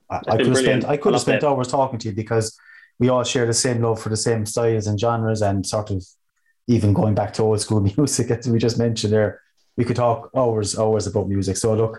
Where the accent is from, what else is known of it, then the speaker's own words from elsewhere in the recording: Cork, Munster, Ireland; coming to my hometown